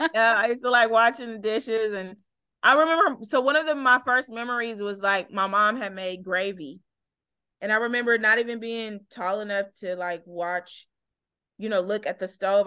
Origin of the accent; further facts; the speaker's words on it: Oakland, California, United States; also born or lived in Berkeley; growing up in Oakland